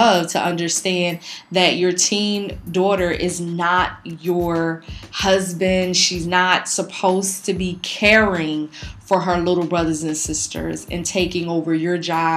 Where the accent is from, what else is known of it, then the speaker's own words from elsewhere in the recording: Philadelphia, Pennsylvania, United States; we grew up in North Philly. We grew up in the hood.